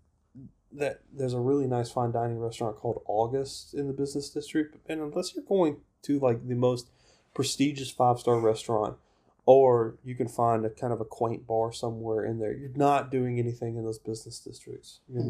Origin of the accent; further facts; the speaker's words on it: the South, United States; I'm a Southerner